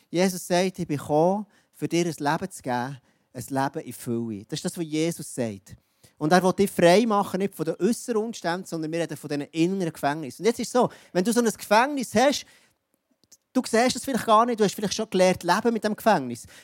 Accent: Jura, Switzerland; Ich bin im Jura aufgewachsen. Und der Jura ist ja bekannt für, ähm, das ist ein bisschen wild dort alles

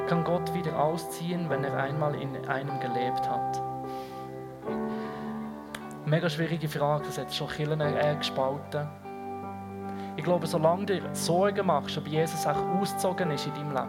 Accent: Switzerland; Ich meine, ich bin Schweizer und rede über Leid.

